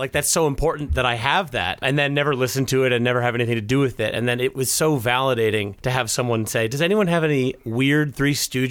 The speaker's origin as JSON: {"language": "English", "country": "United States", "said": "I'm American"}